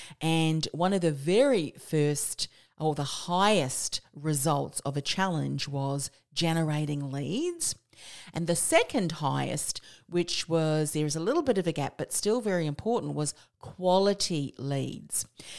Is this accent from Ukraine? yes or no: no; New Zealand; also born or lived in Australia; I'm a Kiwi Aussie, so if you're not understanding my accent